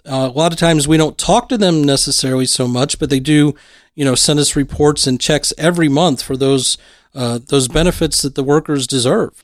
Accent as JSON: {"language": "English", "town": "Lima", "region": "Ohio", "country": "United States", "tie": "born or raised there", "said": "growing up in somewhat small towns, you in Portsmouth, me in Lima"}